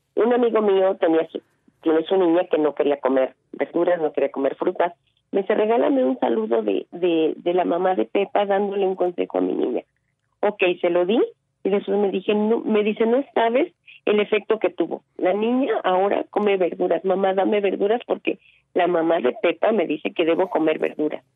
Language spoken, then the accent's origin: Spanish; Veracruz, Mexico; moved away; yo vengo de un pueblo de Veracruz, de un rancho